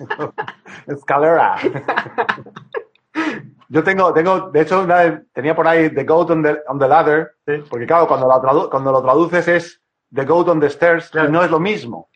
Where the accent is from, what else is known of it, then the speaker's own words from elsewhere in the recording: Madrid, Community of Madrid, Spain; moved away as an adult; now in Cantabria, Spain; yo cuando era pequeño en Madrid